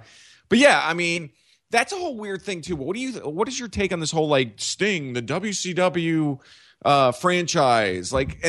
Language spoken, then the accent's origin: English; Nashville, Tennessee, United States; I grew up in Nashville, Tennessee.